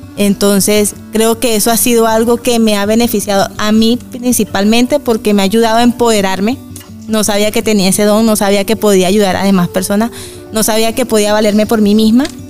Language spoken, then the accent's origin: Spanish; Valencia, Carabobo, Venezuela; moved away as an adult; now in Bucaramanga, Colombia; soy venezolana también, soy de Valencia, Estado Carabobo, de, eh, de Venezuela. Tengo ya cinco años que llegué acá a Bucaramanga.